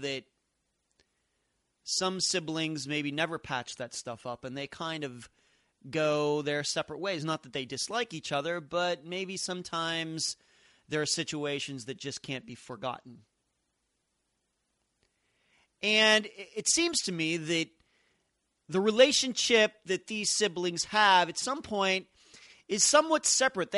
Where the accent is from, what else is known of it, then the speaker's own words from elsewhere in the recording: Leechburg, Pennsylvania, United States; growing up in Leechburg, Pennsylvania